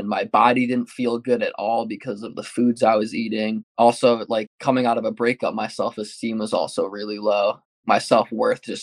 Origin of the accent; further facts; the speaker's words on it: Rocky Hill, Connecticut, United States; I grew up in Rock Hill, Connecticut, and that's where I reside right now.